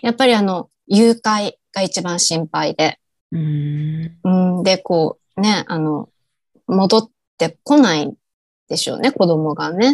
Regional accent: Japan; moved away as an adult; now in Bangkok, Thailand

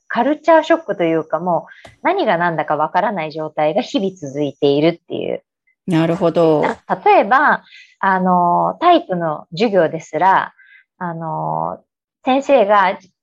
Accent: Aichi, Japan; also born or lived in Yokohama / Chicago; 日本で生まれ育ち、うん、えー、愛知県の方で生まれまして

